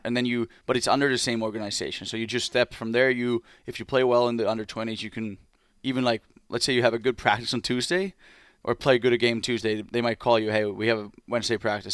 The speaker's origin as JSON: {"language": "English", "town": "Espoo", "region": "Uusimaa", "country": "Finland", "tie": "born or raised there", "second_language": "English", "moved": "as an adult", "said": "Blues, my hometown team"}